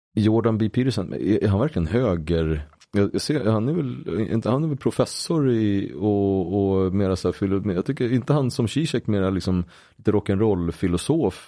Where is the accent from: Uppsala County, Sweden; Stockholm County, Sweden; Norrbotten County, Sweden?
Uppsala County, Sweden; Uppsala; min uppväxt i Gottsunda